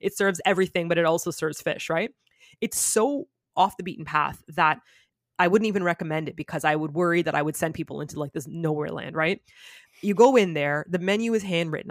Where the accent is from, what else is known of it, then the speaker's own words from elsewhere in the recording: Toronto, Ontario, Canada; moved away as an adult; also born or lived in South Korea; now in Japan; I'm from Canada.